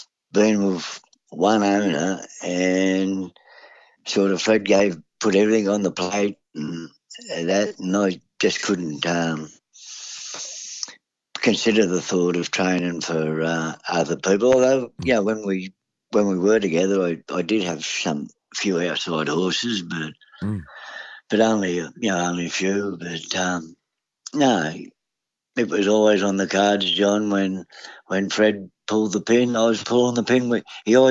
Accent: Parramatta, New South Wales, Australia; also born or lived in Wagga Wagga; I was born at Parramatta Hospital and, you know, never really left the area

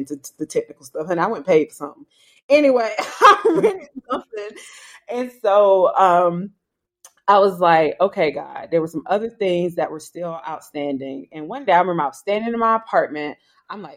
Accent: South Carolina, United States; I'm from South Carolina

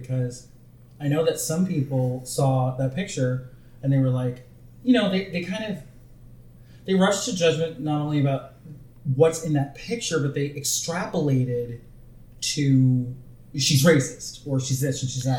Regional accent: Bay Area, California, United States; When I was growing up in the Bay Area in California

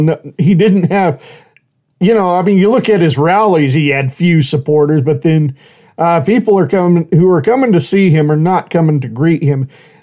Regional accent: United States; I mean, first and foremost, I'm an American, proud of my country, you know

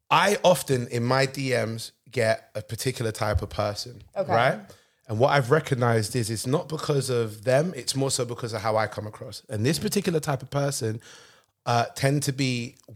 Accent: London, United Kingdom; I grew up in London.

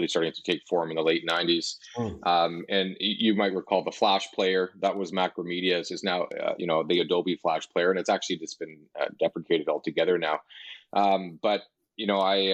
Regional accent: Hamilton, Ontario, Canada; also born or lived in Niagara region / Calgary; now in Toronto, Canada; I originally grew up in Hamilton, Ontario, which is just about an hour west of Toronto, and spent most of my life here

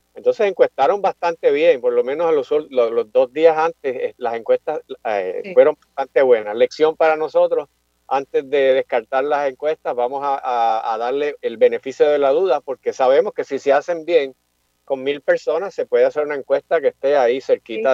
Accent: Carolina, Puerto Rico; also born or lived in Mayagüez; yo me crié, nací, me crié aquí en Carolina

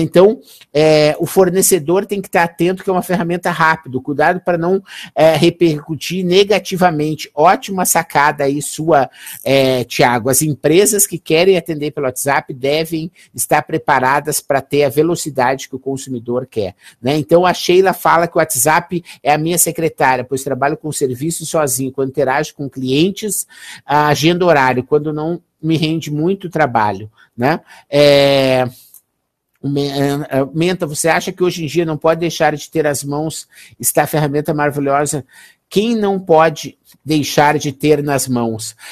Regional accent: Gaúcho, Rio Grande do Sul, Brazil; eu sou gaúcho

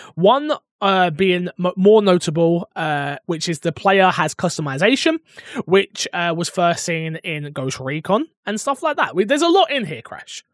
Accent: United Kingdom; I'm not even American. I'm bloody British.

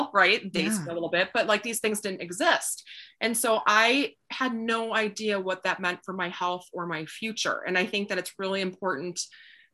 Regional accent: Wisconsin, United States; moved away; I grew up in Wisconsin, kind of in the middle of nowhere a little bit

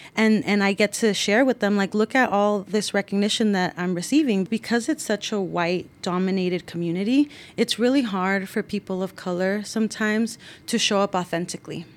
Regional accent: San Rafael, California, United States; growing up in San Rafael, you know, being from a working class background

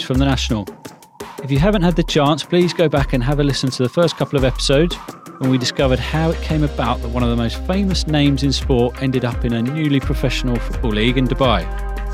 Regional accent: England, United Kingdom; growing up in England

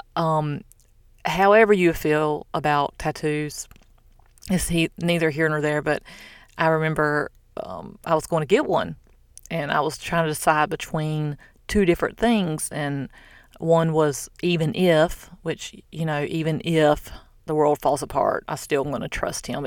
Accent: the South, United States; now in Florida, United States; I'm from the South

